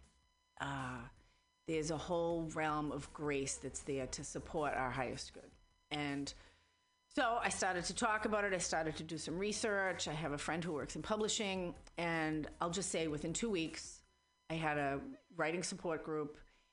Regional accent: Boston, Massachusetts, United States; accent: Boston; now in San Francisco Bay Area, United States; I was raised in Boston

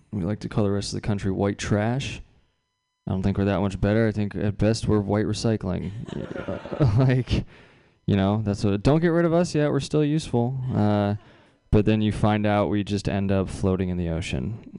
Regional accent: California, United States; I grew up here in the Bay Area. A lot of people assume that means I'm rich for some reason.

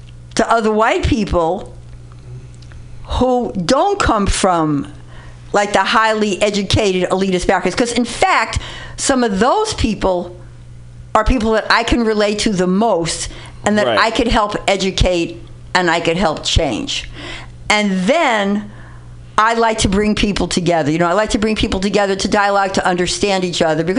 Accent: New York City, New York, United States; I grew up in the Bronx in a very lower working class background.

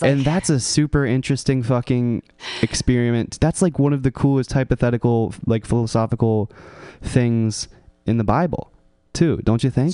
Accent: California, United States; born or raised there

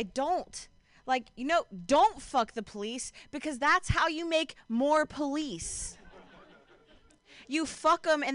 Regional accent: Ohio, United States; now in Bay Area, United States; I'm from Ohio

